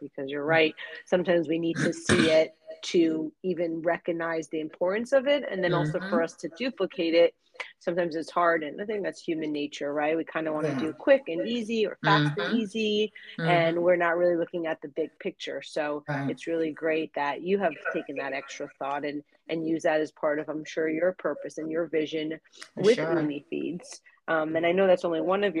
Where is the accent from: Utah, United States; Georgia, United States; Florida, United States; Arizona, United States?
Florida, United States; South; I'm from South Florida and I used to teach elementary school